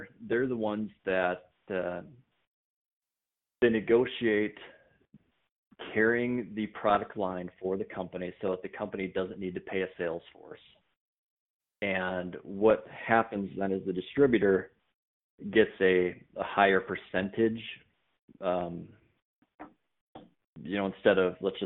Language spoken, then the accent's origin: English; Minnesota, United States; also born or lived in North Dakota; I'm a Minnesota guy. I grew up in Minnesota.